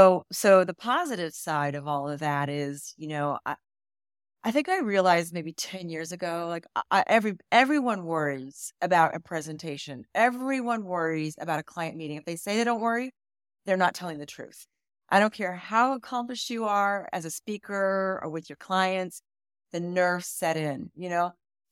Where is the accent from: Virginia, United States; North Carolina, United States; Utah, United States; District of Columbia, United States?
Virginia, United States; moved away as an adult; now in New York, United States; traveled all over the world until I was about 12 years old when my dad retired at the Pentagon. And so I grew up in Northern Virginia, mostly. And I went to grad school in New York, fell in love with the city.